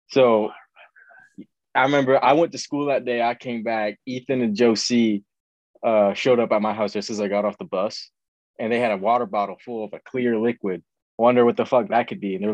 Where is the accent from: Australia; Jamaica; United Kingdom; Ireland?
Ireland; We're singing, we're both Irish, we're both singing like Irish folk songs.